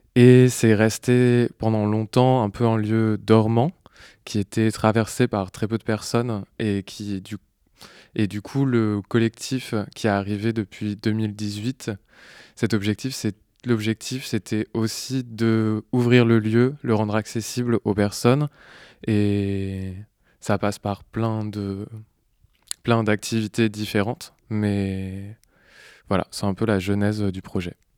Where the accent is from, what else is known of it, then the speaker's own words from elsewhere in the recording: Normandy, France; now in Marseille, France; je suis arrivé à Marseille alors que je venais de Normandie, où j'étais né, j'avais grandi